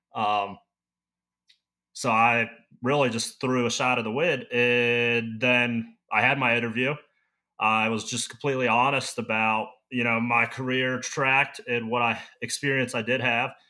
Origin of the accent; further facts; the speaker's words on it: Maryland, United States; moved away as an adult; also born or lived in Nebraska; now in Montana, United States; I grew up in Maryland.